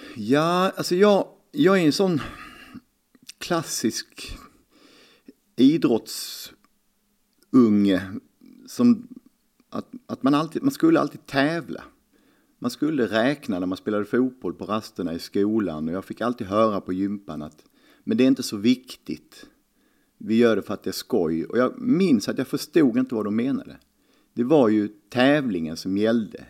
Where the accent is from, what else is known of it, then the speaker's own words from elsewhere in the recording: Lund, Skåne, Sweden; Jag började spela 79 i Lugi på handbollsleksskolan. Man tränade på Katedralskolan klockan åtta varje lördag morgon.